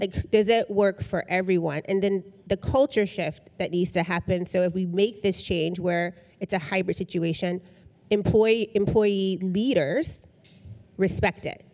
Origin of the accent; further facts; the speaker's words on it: Tennessee, United States; I'm from Tennessee